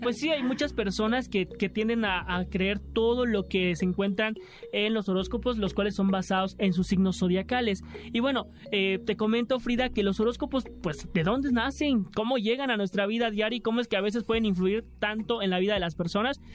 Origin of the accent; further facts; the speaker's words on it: Campeche, Mexico; now in Mexico City, Mexico; vengo de provincia, soy de Campeche